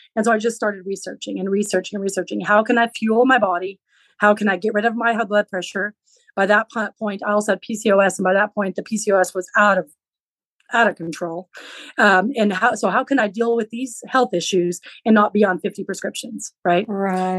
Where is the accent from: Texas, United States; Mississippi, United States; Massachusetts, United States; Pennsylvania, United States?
Texas, United States; Western; first language Low German; English is a second language; also born or lived in Central California; my parents, when I was quite young, they moved to Western Texas, where I live now